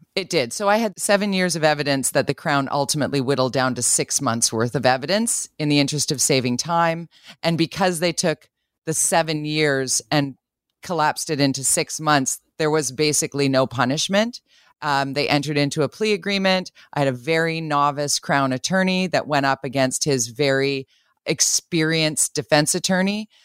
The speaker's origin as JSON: {"language": "English", "town": "Vancouver", "region": "British Columbia", "country": "Canada", "said": "I'm from Vancouver."}